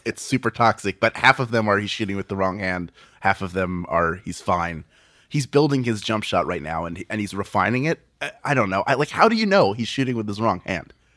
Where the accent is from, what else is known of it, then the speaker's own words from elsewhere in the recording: Philadelphia, Pennsylvania, United States; I was born and raised in Philadelphia